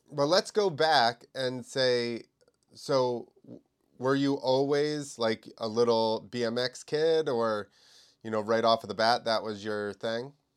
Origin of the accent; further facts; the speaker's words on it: New Jersey, United States; I'm from New Jersey